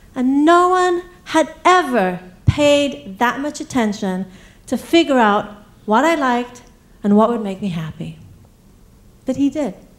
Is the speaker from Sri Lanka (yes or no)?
no; England, United Kingdom; accent: English; also born or lived in East Africa; now in United States; where I was born, uh, then to England, where I got my accent